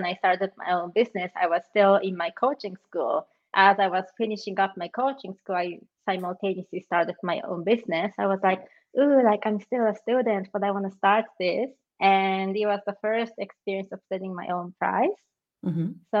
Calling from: Zurich, Switzerland; I'm joining you from Switzerland, Zurich.

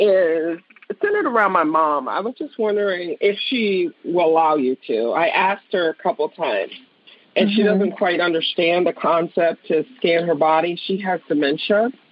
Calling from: Gaithersburg, Maryland, United States; I'm calling from Gaithersburg, Maryland.

